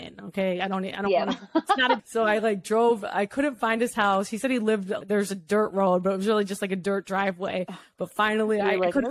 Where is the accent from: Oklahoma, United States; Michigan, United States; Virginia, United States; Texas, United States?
Michigan, United States; Rochester; I grew up in Michigan, not too far from where we're at now, in Rochester, kind of like a rich little town